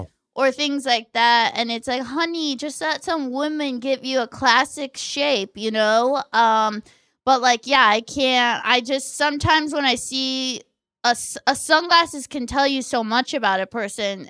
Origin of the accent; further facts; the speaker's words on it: Orange County, California, United States; I'm from Orange County